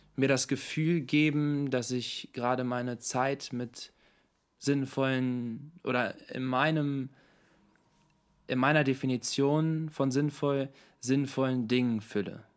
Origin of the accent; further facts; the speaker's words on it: Hanover, Lower Saxony, Germany; Geboren und aufgewachsen in Hannover